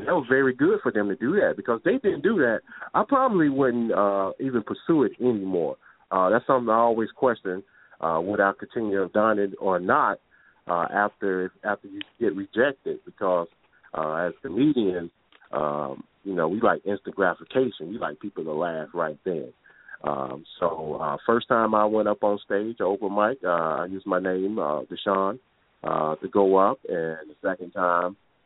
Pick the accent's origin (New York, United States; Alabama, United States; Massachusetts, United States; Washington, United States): Alabama, United States; Talladega; moved away as an adult; now in Baltimore, United States